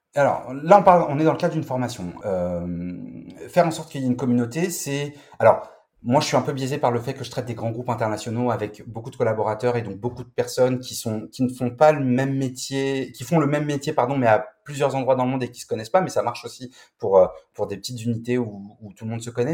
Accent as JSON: {"language": "French", "country": "France", "said": "chez nous, en France"}